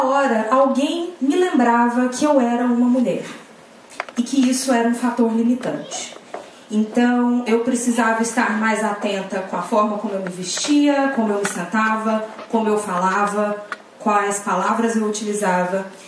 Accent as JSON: {"language": "Portuguese", "region": "Pernambuco", "country": "Brazil", "moved": "yes", "lives_now": "Salvador, Brazil", "said": "moro em Salvador, mas sou pernambucana"}